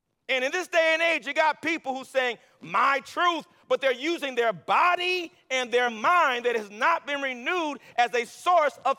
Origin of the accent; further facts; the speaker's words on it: Los Angeles, California, United States; moved away; I'm from L.A.